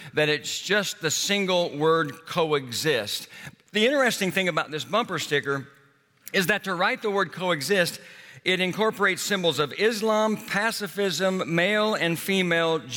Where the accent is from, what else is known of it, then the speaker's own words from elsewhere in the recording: Oklahoma, United States; I grew up in Oklahoma